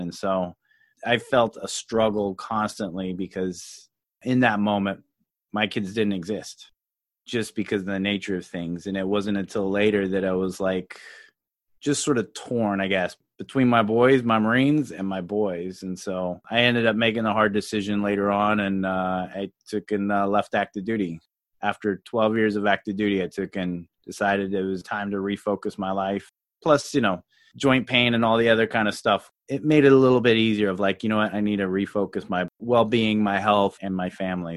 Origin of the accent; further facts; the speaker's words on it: Louisiana, United States; also born or lived in Colorado; I was actually born in Colorado and grew up in Louisiana